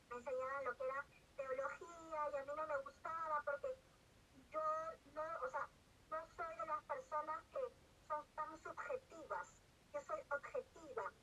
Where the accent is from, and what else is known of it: Peru